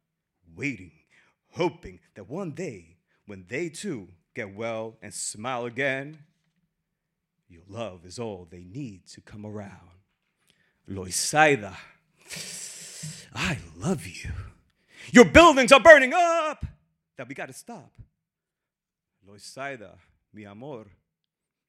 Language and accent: English; New York City, New York, United States; now in Puerto Rico; I'm from Brooklyn originally, but now I live in Puerto Rico